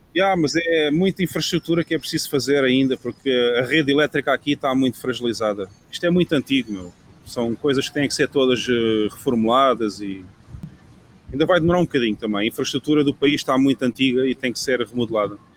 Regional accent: Portugal; moved away as an adult; now in El Salvador; O país onde eu cresci não é o país que existe hoje em dia

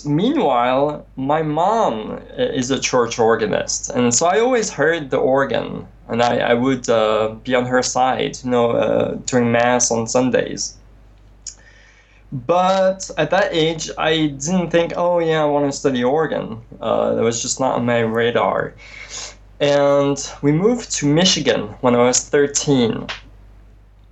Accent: France; moved away; also born or lived in near Strasbourg, France / near Nice, France; we moved from Strasbourg to the south of France near Nice

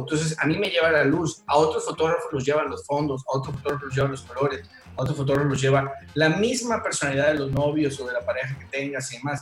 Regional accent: Tabasco, Mexico; moved away as an adult; now in Mérida, Mexico; soy oriundo de Tabasco

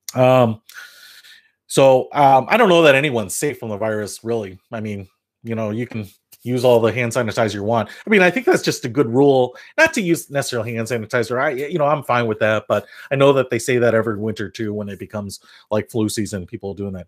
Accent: Detroit, Michigan, United States; now in Illinois, United States; I'm originally from Detroit, so here in the Midwest

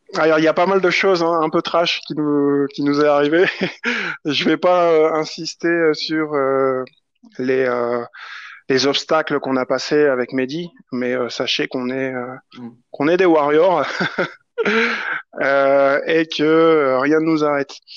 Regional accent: France; on est français

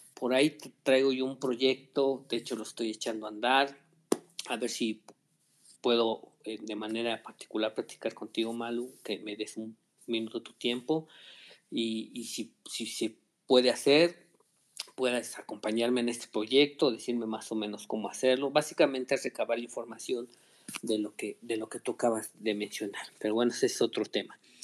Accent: Mexico; como mexicanos que somos

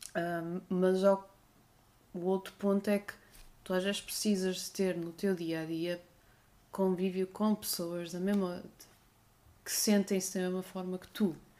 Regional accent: Guimarães, Norte, Portugal; also born or lived in Porto; now in Algarve, Portugal; eu sou originalmente da cidade de Berço, Guimarães

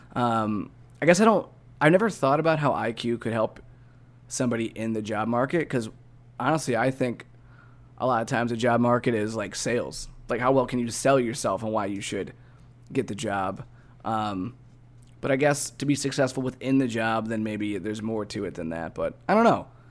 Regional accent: Midwest, United States; we're both from the Midwest

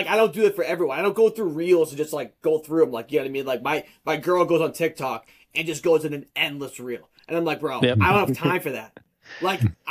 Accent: Boston, Massachusetts, United States; I'm from Massachusetts, Boston, a little bit north of Boston

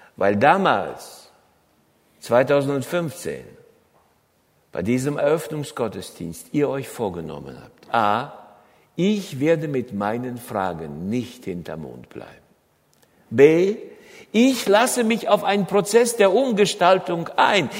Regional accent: Germany

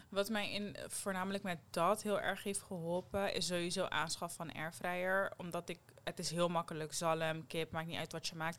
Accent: Netherlands; Jij weet dat ik uit Nederland kom

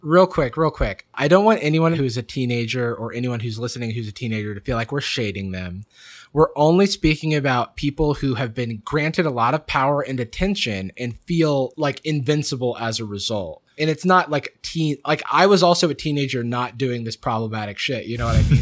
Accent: Florida, United States; how I'm from there.

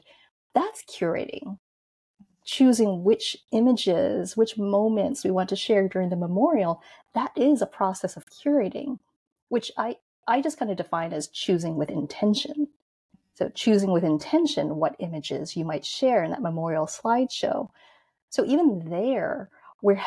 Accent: New York, United States; I grew up in New York, in Manhattan, in Chinatown.

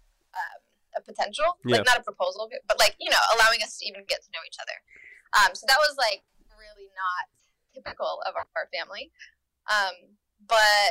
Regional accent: North Carolina, United States; moved away as an adult; also born or lived in Germany; I'm from North Carolina, like I grew up in North Carolina

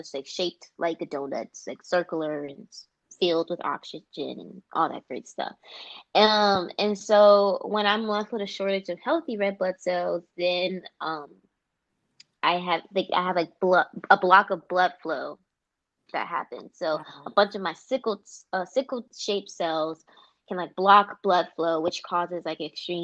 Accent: Atlanta, Georgia, United States; moved away as an adult; now in Washington, DC, United States; I am born and raised in Atlanta, Georgia

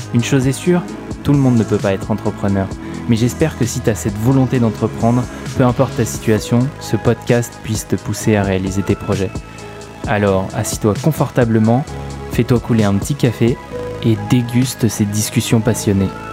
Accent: France; accent: French; avec mon horrible accent français

